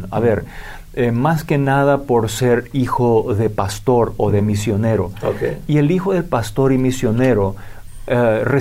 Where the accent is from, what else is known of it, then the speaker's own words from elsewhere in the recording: Paraguay; vengo del Paraguay, nací, crecí, me malcrié en Paraguay